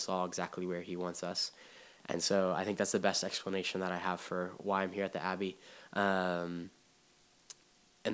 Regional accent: Waco, Texas, United States; I am from Waco, Texas. I was born and raised in Texas

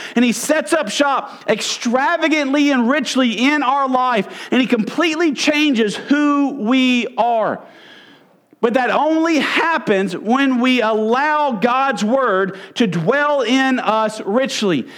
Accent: Mississippi, United States; I'm from Mississippi.

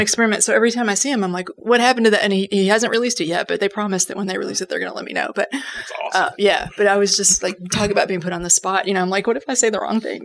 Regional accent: Kentucky, United States; I put on the accent of my native people and I said, Well, if it makes a difference, I'm from Kentucky

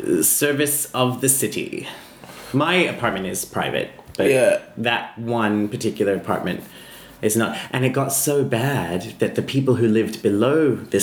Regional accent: Australia; I'm Australian.

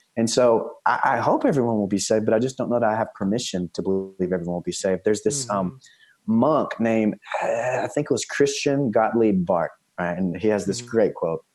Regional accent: East Texas, United States; I'm from East Texas originally

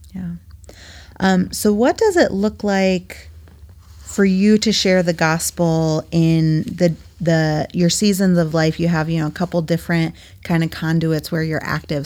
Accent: New England, United States; now in Midwest, United States; I'm originally from New England, and I was home a few weeks ago visiting my parents

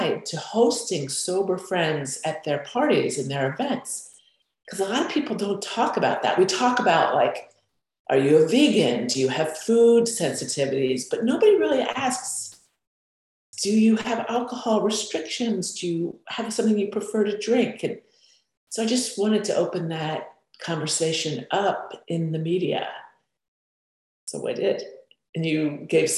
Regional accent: Florida, United States; I grew up in Florida

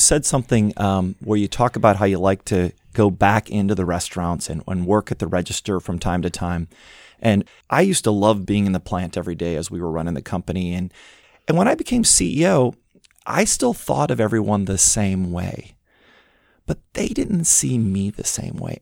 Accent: Midwest, United States; moved away; growing up in the Midwest

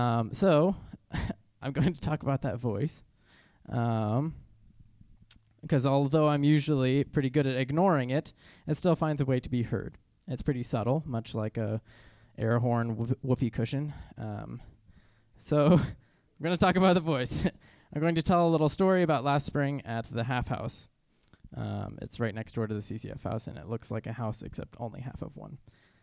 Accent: Norfolk, Virginia, United States; also born or lived in Trujillo, Peru / Israel / St. Louis, Missouri; I grew up homeschooled in Norfolk, Virginia, as well as Trujillo, Peru, all over Israel, and then St. Louis, Missouri.

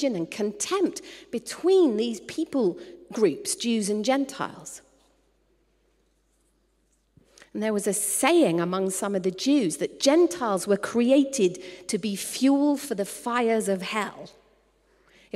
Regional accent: United Kingdom; I was born in the United Kingdom, but I was reborn as a citizen.

